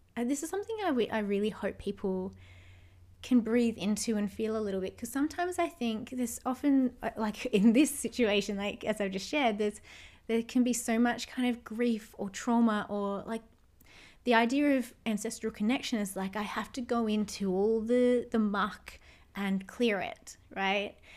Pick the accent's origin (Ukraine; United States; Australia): Australia; all of my ancestors left their homelands and their homes to come here to Australia